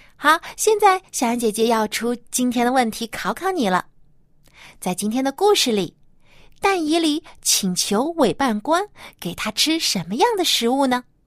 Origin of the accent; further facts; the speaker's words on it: China; 我们中国人啊，有习俗就是一家人都要团聚在一起来吃大餐